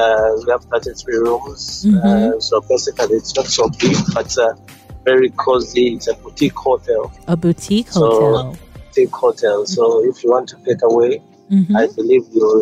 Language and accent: English; Kampala, Central Region, Uganda; also born or lived in Nairobi, Kenya / India; Basically, I grew up from Kampala. Mm-hmm. But then I was born in Nairobi.